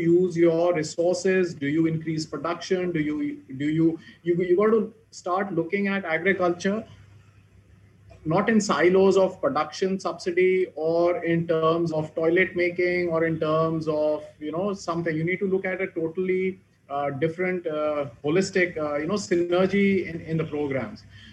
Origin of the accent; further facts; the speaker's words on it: Abohar, Punjab, India; in Abhor, coming out of my hometown